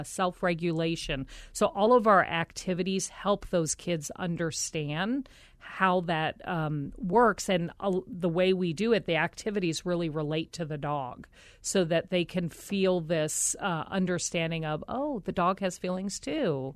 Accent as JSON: {"language": "English", "region": "Colorado", "country": "United States", "tie": "born or raised there", "also_born_or_lived": "Philadelphia, Pennsylvania / Omaha, Nebraska", "moved": "yes", "said": "I was born back in Philadelphia and our family moved us to Colorado"}